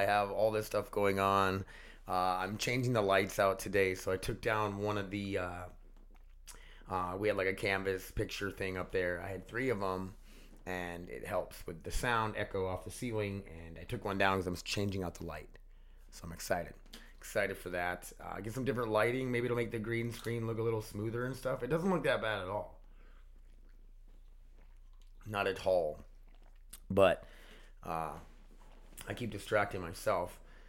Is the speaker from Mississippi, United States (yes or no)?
no; Connecticut, United States; I'm from Connecticut.